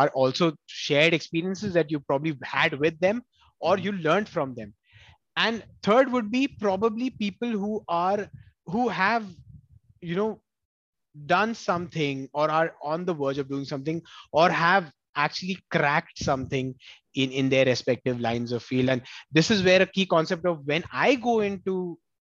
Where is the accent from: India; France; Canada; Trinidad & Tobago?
India; Delhi; moved away as an adult; also born or lived in Kerala; now in Bangalore, India; I'm primarily from Kerala, have been born and brought up in Delhi, and now I'm in Bangalore for the past 2 years